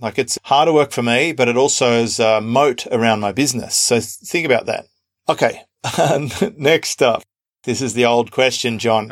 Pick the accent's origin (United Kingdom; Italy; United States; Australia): Australia; accent: Australian; my Australian accent stands out